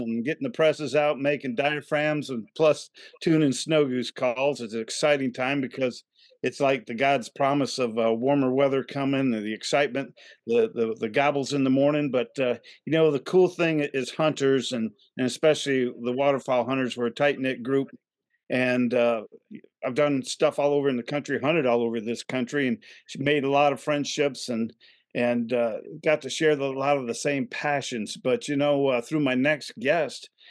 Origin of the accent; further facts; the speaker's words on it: Midwest, United States; I grew up in the Midwest